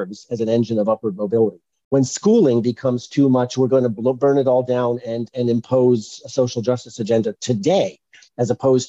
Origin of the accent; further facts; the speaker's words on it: Long Island, New York, United States; I grew up on Long Island.